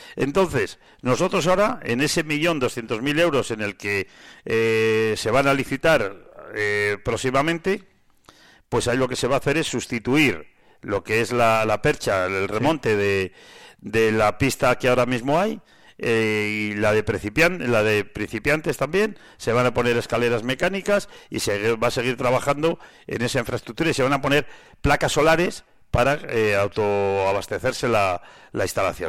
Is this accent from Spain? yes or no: yes; San Esteban de Gormaz, Castile and León, Spain; yo soy de San Esteban